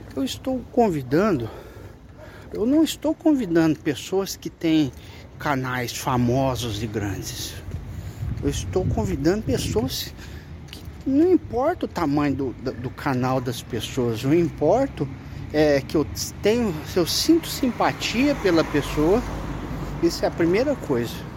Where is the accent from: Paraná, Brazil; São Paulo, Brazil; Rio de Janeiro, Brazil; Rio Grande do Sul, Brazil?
São Paulo, Brazil; São José do Rio Preto; Eu tenho vivido aqui em Rio Preto, porque eu sou de São José do Rio Preto, resido aqui